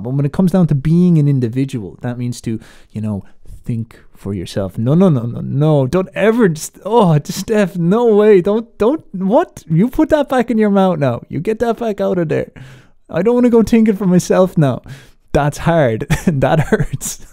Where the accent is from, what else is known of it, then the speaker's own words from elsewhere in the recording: Ireland; I put on this American accent despite the fact that I'm Irish